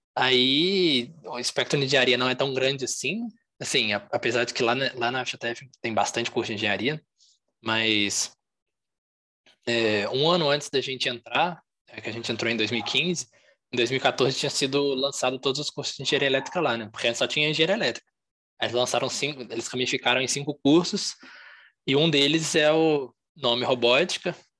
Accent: Juiz de Fora, Minas Gerais, Brazil; eu sou aqui de fora mesmo, nasci aqui, moro aqui ainda

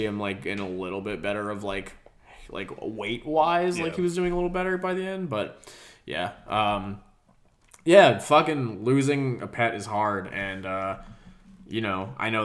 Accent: Georgia, United States; also born or lived in New Jersey; when we moved from New Jersey to Georgia

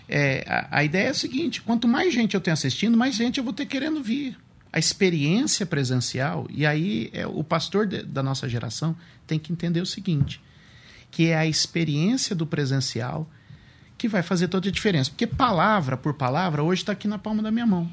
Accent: Suzano, São Paulo, Brazil; Sou de Suzano, sou nascido, sou terceira geração de Suzanense

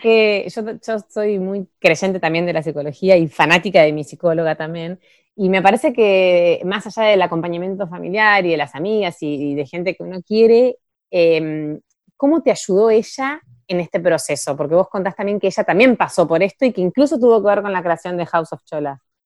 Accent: Bahía Blanca, Buenos Aires Province, Argentina; moved away as an adult; now in Ushuaia, Argentina; yo nací en Bahía, viví toda mi adolescencia, mi infancia, no sé qué, después terminé el colegio y yo me fui a estudiar a Buenos Aires

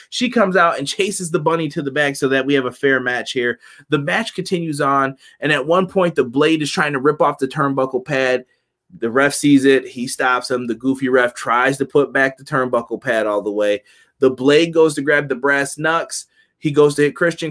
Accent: Buffalo, New York, United States; representing my hometown of Buffalo, New York

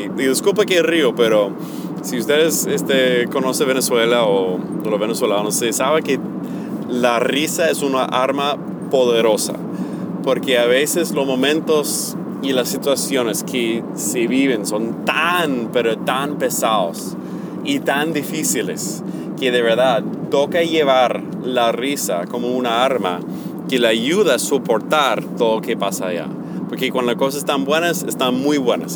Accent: United States; Spanish is a second language; moved away as an adult; por mi acento, que yo me creé en los Estados Unidos

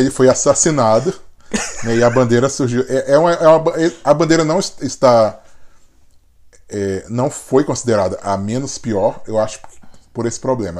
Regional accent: Brasília, Federal District, Brazil; also born or lived in Piauí; Mudei quando eu tinha sete anos

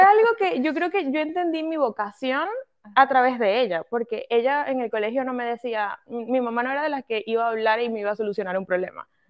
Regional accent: Venezuela; moved away as an adult; soy venezolana, eh, ese es mi origen, soy venezolana, nací allá, crecí allá, eh, llegué a este país hace aproximadamente como cinco años más o menos

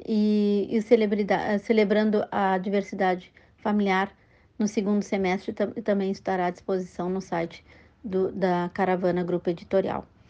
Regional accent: Pelotas, Rio Grande do Sul, Brazil; moved away as an adult; also born or lived in United States; now in Piracicaba, Brazil; médica pelotense

